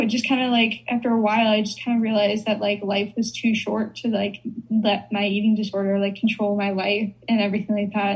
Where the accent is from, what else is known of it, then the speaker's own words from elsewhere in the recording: Chicago, Illinois, United States; I'm from Chicago